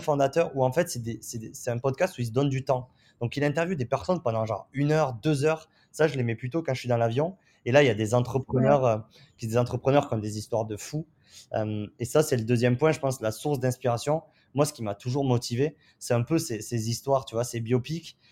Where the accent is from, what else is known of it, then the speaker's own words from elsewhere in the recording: southern France, France; accent: southern (du sud); moved away as an adult; now in San Francisco, United States; j'ai un accent un, peu du, du sud